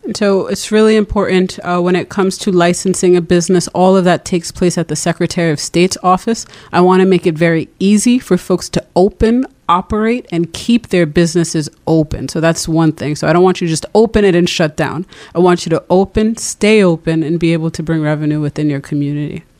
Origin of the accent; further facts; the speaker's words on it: Providence, Rhode Island, United States; also born or lived in Brooklyn, New York; I was born in Brooklyn, uh, grew up in Rhode Island